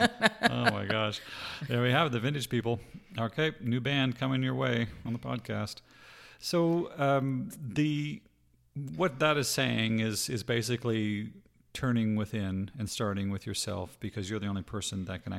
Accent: Canada; also born or lived in Utah, United States; now in Arizona, United States; I'm not from Utah. Stop telling people that. I'm from Canada. I lived in Utah.

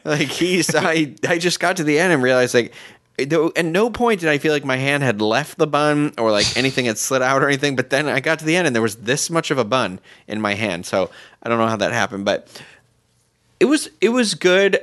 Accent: Massachusetts, United States; I'm from Massachusetts, so, you know, right on the water, we have seafood everywhere

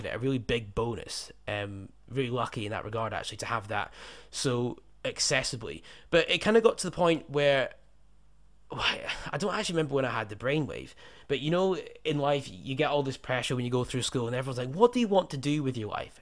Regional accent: United Kingdom; in the U K where I was growing up

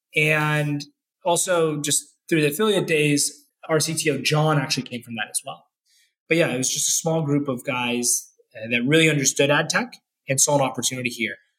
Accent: Orlando, Florida, United States; moved away; also born or lived in Jacksonville, Florida / Schaumburg, Illinois / Bay Area, California; I grew up in Orlando, Florida

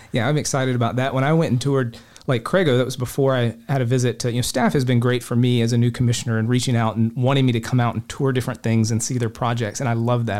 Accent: Polk County, Florida, United States; I grew up fishing lakes in Polk County

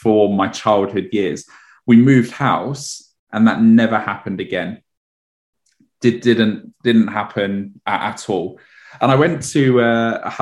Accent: London, United Kingdom; I grew up in Edmonton in North London

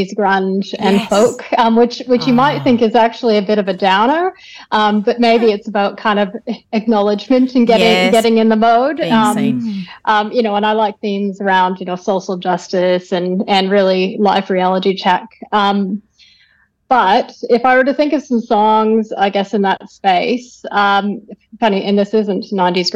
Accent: Calgary, Alberta, Canada; now in Melbourne, Australia; I grew up in Canada, in the western part. So grew up in Calgary, close to the Rocky Mountains

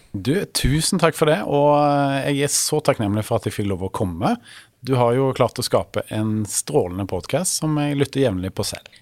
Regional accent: Stavanger, Rogaland, Norway; moved away as an adult; now in Oslo, Norway; jeg kom opprinnelig fra Stavanger, som er jo da Vestlandets perle

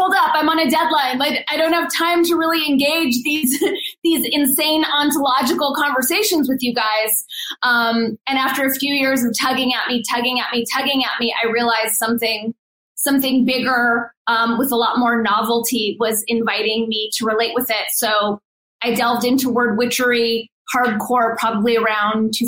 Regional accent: Los Angeles, California, United States; moved away as an adult; also born or lived in northern New Mexico; now in New Mexico, United States; But I was born and raised in Los Angeles, and that's where I grew up

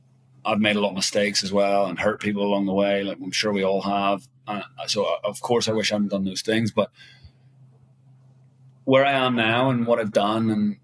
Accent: Ireland; You know, I'm Irish, obviously, but I've been living in Asia for 15 years.

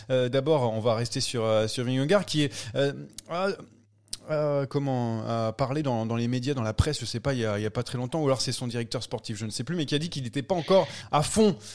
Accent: France; mais parce qu'on est français.

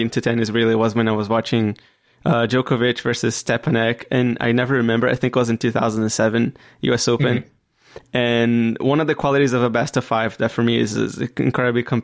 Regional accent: Brazil; I come from Brazil

